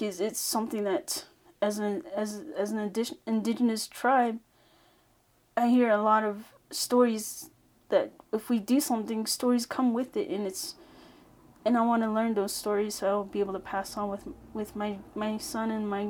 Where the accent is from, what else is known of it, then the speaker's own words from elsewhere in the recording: United States; I am Navajo from Navajo Nation.